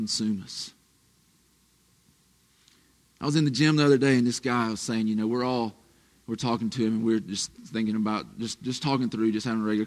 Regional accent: the South, United States; we're from the South

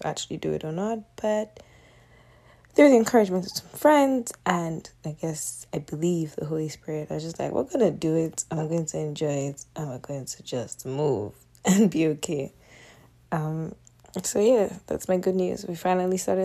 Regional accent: Nigerian Delta Igbo, Nigeria; moved away as an adult; now in Canada; I'm a Nigerian Delta Igbo girl. And I moved here about, what year are we in, 2021, so roughly, it's been over 5 years now.

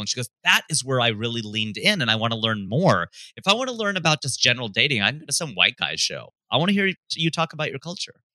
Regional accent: Fairfield, Ohio, United States; moved away as an adult; also born or lived in Hamilton, Ohio / Cleveland, Ohio; now in Los Angeles, United States; I was born in Hamilton, which is about 35 minutes north of Cincinnati. I was raised in Fairfield, which is about 25 minutes north of Cincinnati, Ohio

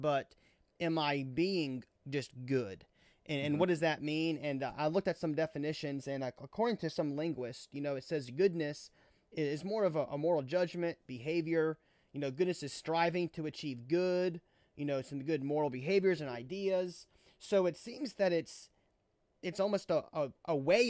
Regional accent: Baton Rouge, Louisiana, United States; Doug was our minister growing up in Baton Rouge

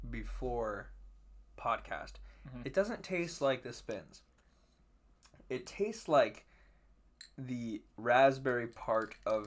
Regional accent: New York, United States; I like the Buffalo Bills because I'm from New York.

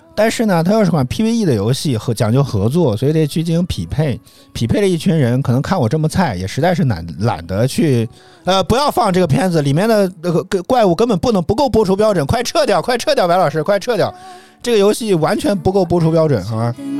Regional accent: Henan, China; 我是河南人

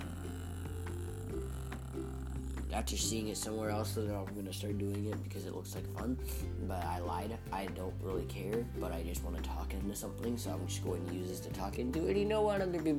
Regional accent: United States; as an American

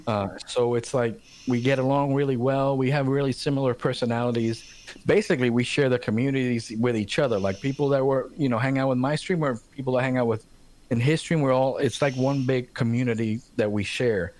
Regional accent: Puerto Rico; now in Charlotte, United States; growing up in Puerto Rico

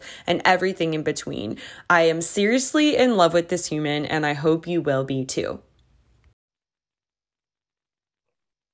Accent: Fort Lauderdale, Florida, United States; moved away as an adult; now in Charlotte, United States; I grew up in South Florida. My parents are still there. My whole foundation is built there in Fort Lauderdale, Florida

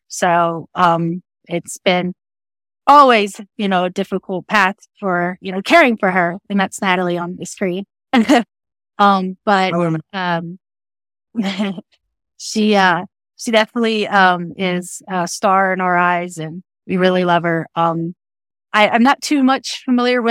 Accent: Texas, United States; I am from Texas. Been there all my life

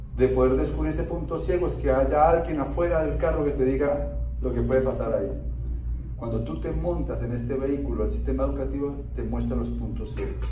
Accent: Bogotá, Colombia; Yo soy colombiano, nací en Bogotá, soy un bogotano de clase media

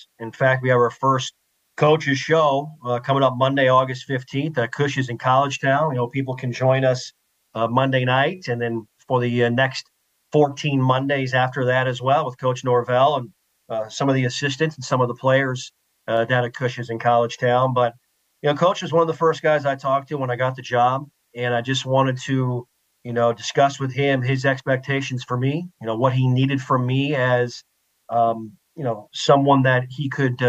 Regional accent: Mitchell, South Dakota, United States; I grew up in the upper Midwest in Mitchell, South Dakota

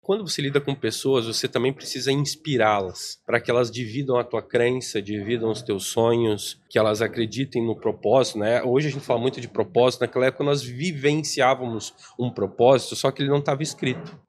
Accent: Planalto, Paraná, Brazil; also born or lived in Cascavel, Brazil; Eu sou paranaense, né? VIP, a gente brinca, VIP interior do, do Paraná

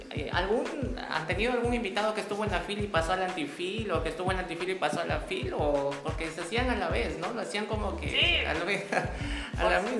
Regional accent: Peru; como ciudadanos, como peruanos que somos

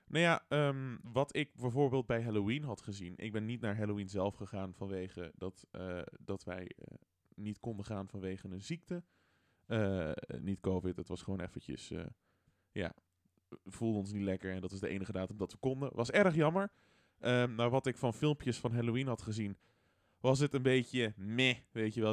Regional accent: Netherlands; Ik ben Nederlander

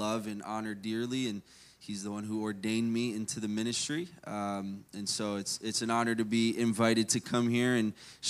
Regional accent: Maryland, United States; born there; And I'm actually from, I was born in Maryland, so I was born up north and lived here most of my life, but I like the cold.

